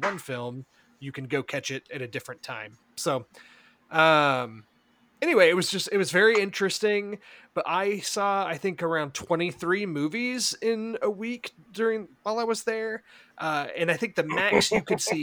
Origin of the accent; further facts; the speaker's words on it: Houston, Texas, United States; I'm from Houston